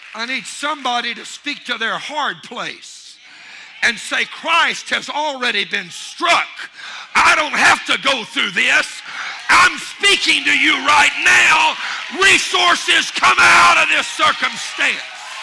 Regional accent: Louisiana, United States; I'm from Louisiana, not even a bayou

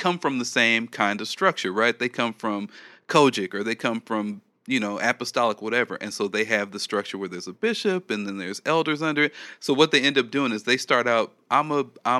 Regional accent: California, United States; I'm from California

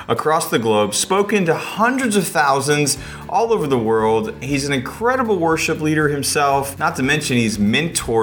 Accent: Indiana, United States; I grew up in Indiana

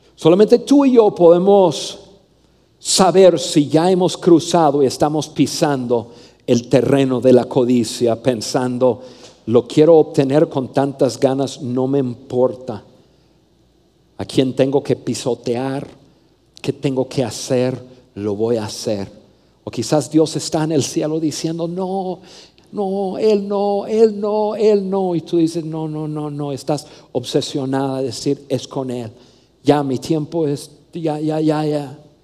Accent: Mexico; also born or lived in Saltillo, Coahuila; soy mexicano

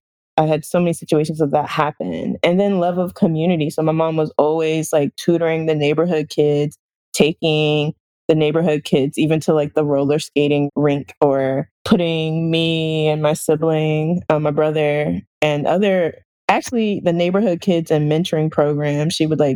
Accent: North Carolina, United States; also born or lived in Newark, New Jersey / Arlington, Virginia; So I was born in Newark, New Jersey, or Essex County, and I grew up in rural North Carolina in Duplin County, where there's a lot of chicken and hog farms, and also in the DC area, Arlington, Virginia, which is very urban.

